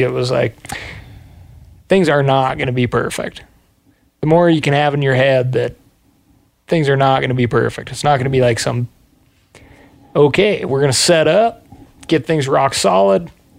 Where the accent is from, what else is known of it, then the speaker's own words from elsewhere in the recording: Montana, United States; I grew up in Montana, bumbling around the woods.